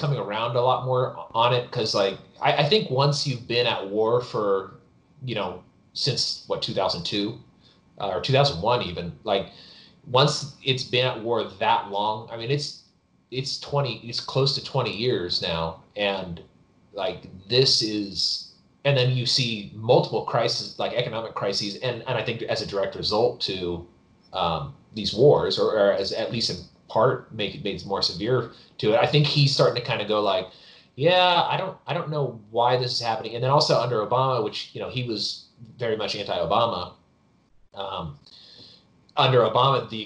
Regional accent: El Dorado County, California, United States; also born or lived in Virginia; now in Texas, United States; I'm from California originally. I was living in Virginia. I live in Texas now, but I grew up in El Dorado County

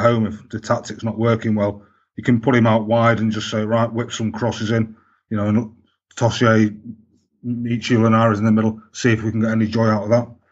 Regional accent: Manchester, North West England, United Kingdom; I grew up in Manchester

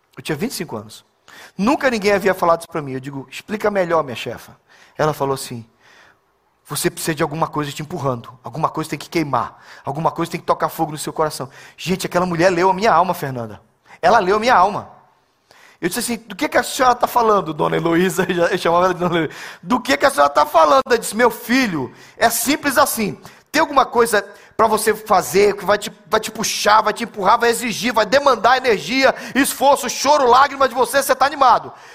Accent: Belém, Pará, Brazil; moved away; also born or lived in Southeast Brazil; eu sou de Belém do Pará

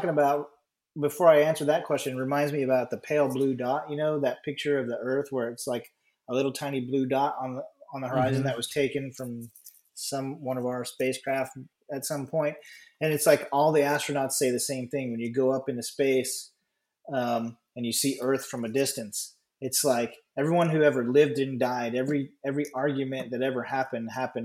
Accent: United States; I'm an American

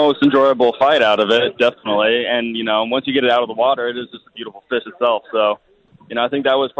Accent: California, United States; moved away as an adult; I'm from California

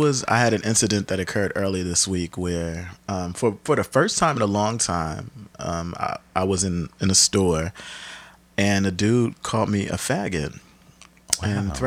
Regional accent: Camden, New Jersey, United States; also born or lived in Bed-Stuy, Brooklyn, New York; now in New York City, United States; I'm from Camden, New Jersey, representing always from my hometown.

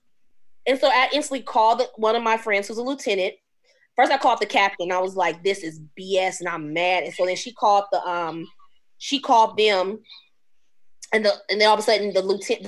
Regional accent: Omaha, Nebraska, United States; I've been in Omaha since I was 2 years old, so I've been here 38 years

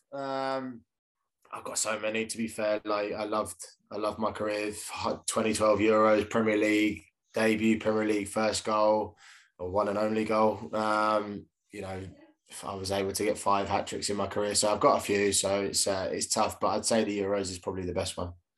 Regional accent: Reading, South East England, United Kingdom; I was born in Reading as well.

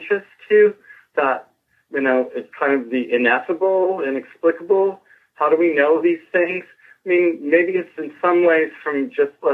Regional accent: Santa Barbara, California, United States; also born or lived in Richmond, Virginia; now in Los Angeles, United States; I was born in Richmond, Virginia, and then my dad worked in defense, and then he got a job in California, so I grew up in Santa Barbara

